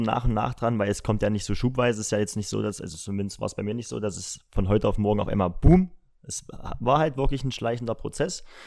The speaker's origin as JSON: {"language": "German", "town": "Halle", "region": "Saxony-Anhalt", "country": "Germany", "said": "ich komme aus Halle, bin 24 Jahre alt"}